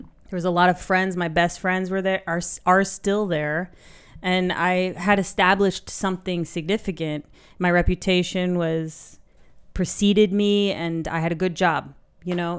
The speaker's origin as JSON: {"language": "English", "area": "San Francisco Bay Area", "region": "California", "country": "United States", "tie": "born or raised there", "moved": "as an adult", "lives_now": "Berlin, Germany", "said": "I grew up in the San Francisco Bay Area"}